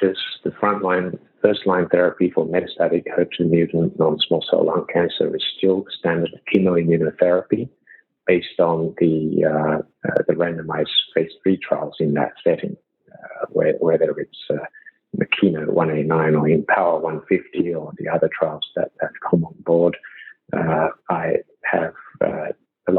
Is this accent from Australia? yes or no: yes; Sydney, New South Wales, Australia; moved away as an adult; also born or lived in Shanghai, China; now in New York, United States; I come from Australia. I grew up in Sydney and did my medical school and primary school, high school, medical school, everything in Sydney